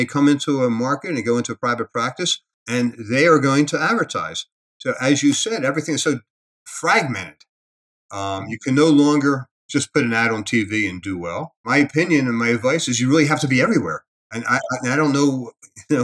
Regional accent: Philadelphia, Pennsylvania, United States; moved away as an adult; now in Las Vegas, United States; I grew up in Philadelphia

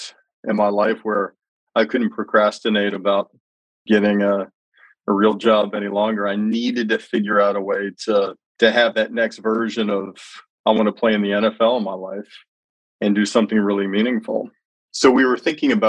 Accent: Birmingham, Alabama, United States; I grew up in Birmingham, Alabama

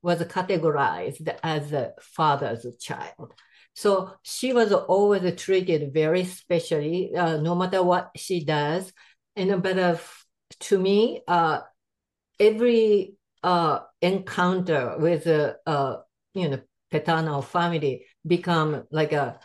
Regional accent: Japan; English is a second language; moved away as an adult; now in United States; I'm from Japan.

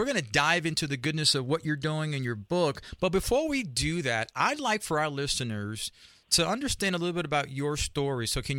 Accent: New York City, New York, United States; accent: New York; My listeners know I grew up in a barrio in Spanish Harlem, a product of adoption. Me and my twin brother

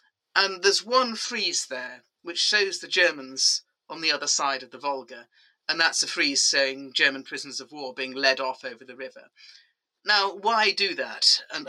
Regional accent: England, United Kingdom; now in London, United Kingdom; I'm sitting in London as an English person with no Russian background whatsoever

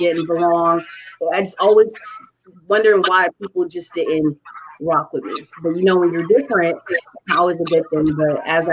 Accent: Connecticut, United States; I grew up in Connecticut

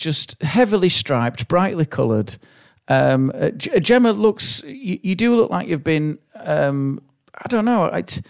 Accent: Yorkshire and the Humber, United Kingdom; born or raised there

